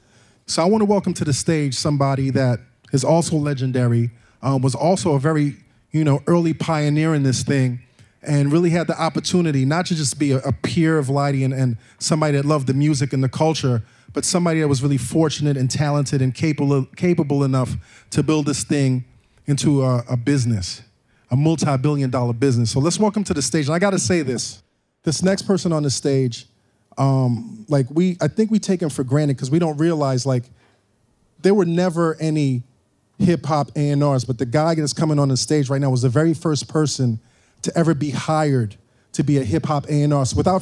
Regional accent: New York City, New York, United States; I remember growing up in New York City, you really couldn't separate the energy between hip-hop and punk rock.

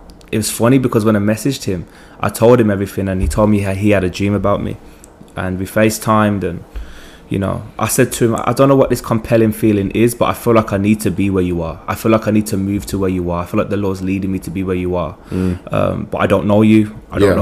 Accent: England, United Kingdom; moved away as an adult; also born or lived in Jamaica; now in Virginia, United States; I'm from England. I'm 24

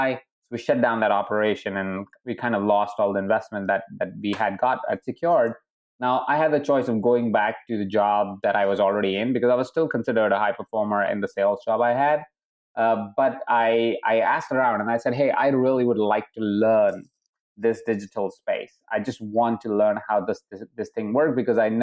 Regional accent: Jaipur, Rajasthan, India; I was born in Jaipur in a house of 23 people

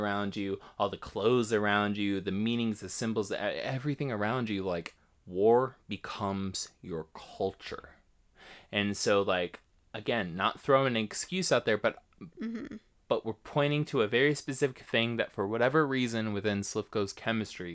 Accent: Ohio, United States; I'm from Ohio

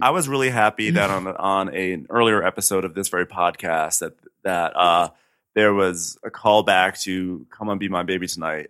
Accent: suburban New York, United States; I'm from, you know, suburban New York where there are ticks aplenty.

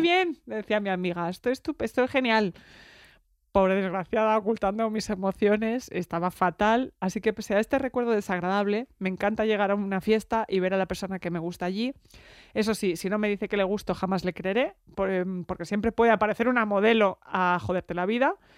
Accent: Barcelona, Catalonia, Spain; soy de Barcelona

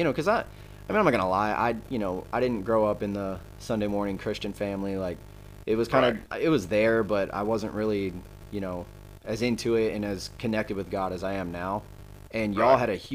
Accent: Gwinnett County, Georgia, United States; I grew up in Gwinnett County

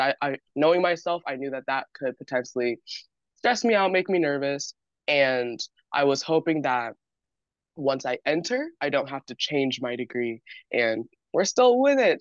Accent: San Diego, California, United States; I am from San Diego, California, born and raised

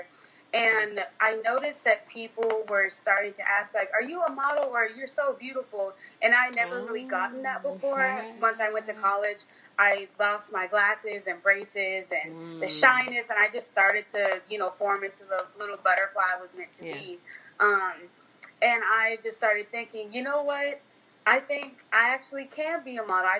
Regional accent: Oklahoma City, Oklahoma, United States; Originally, I'm from Oklahoma City, Oklahoma, and I currently am here until later this year

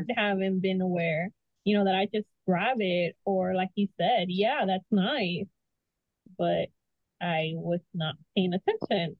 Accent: Texas, United States; I am from Texas

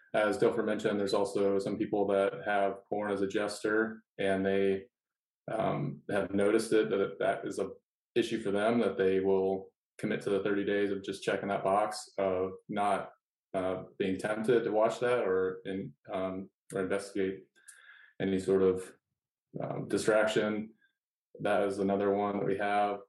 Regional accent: Iowa, United States; moved away; I was from Iowa

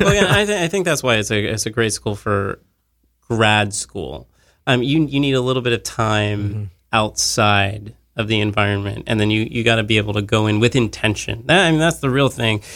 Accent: Monongahela, Pennsylvania, United States; now in New York, United States; I'm from Monongahela. Pittsburgh's like an hour away

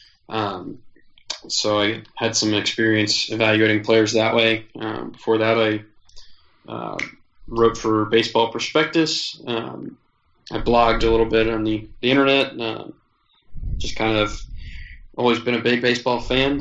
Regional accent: New Jersey, United States; I grew up in New Jersey

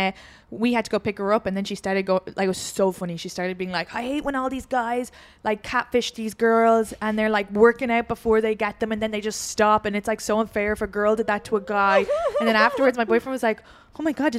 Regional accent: Ireland; now in United States; I'm the Irish girl.

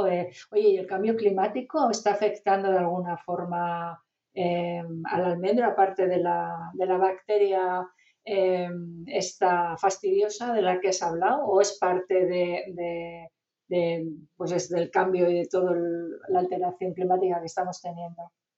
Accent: northern Spain, Spain; yo soy norteña

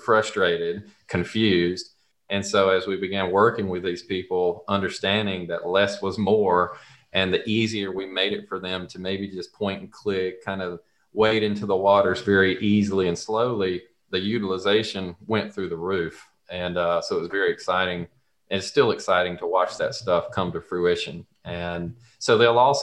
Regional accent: the South, United States; accent: Southern; If you can't tell from my accent, this all started in the South.

